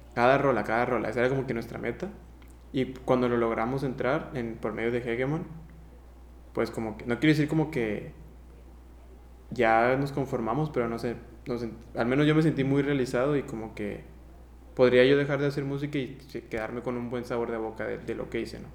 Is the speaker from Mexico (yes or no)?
yes; Mexico; also born or lived in Honduras; Por dos años seguidos no vine yo a México, no vi a mi familia